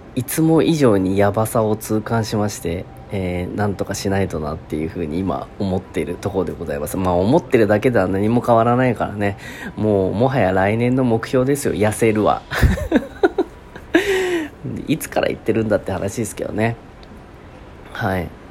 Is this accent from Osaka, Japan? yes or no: no; Kasugai, Aichi, Japan; 地元愛知県春日井市